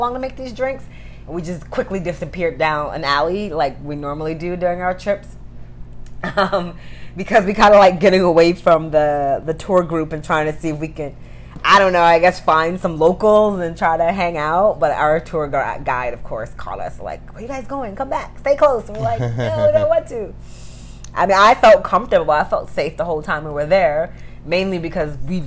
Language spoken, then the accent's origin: English; New York City, New York, United States; we grew up in Brooklyn, poor area